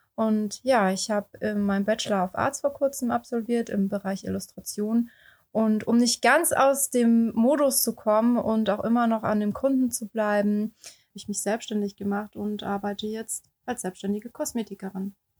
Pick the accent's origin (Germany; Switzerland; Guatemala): Germany; Baden-Württemberg; moved away as an adult; also born or lived in Heidelberg / Oldenburg; now in Hamburg, Germany; komme gebürtig aus Baden-Württemberg